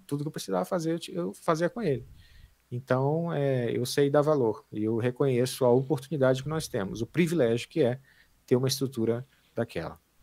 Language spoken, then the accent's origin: Portuguese; Amazonas, Brazil; also born or lived in Pará, Brazil; eu sou né, natural do Pará né, e fui criado no, no Amazonas